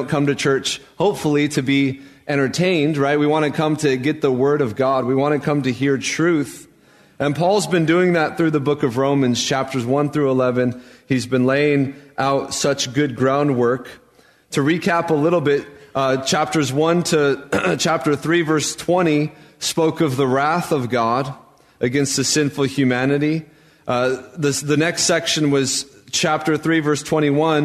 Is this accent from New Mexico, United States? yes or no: yes; Albuquerque, New Mexico, United States; moved away as an adult; now in San Mateo, United States; When I was growing up in Albuquerque, New Mexico